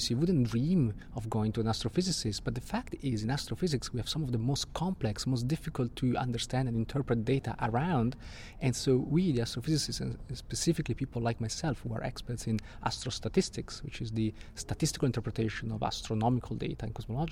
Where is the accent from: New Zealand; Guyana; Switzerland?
Switzerland; Italian-speaking part of Switzerland, Italian-speaking Switzerland; also born or lived in Italy; now in London, United Kingdom; I'm from Italy, but I was born and grew up in an Italian-speaking part of Switzerland.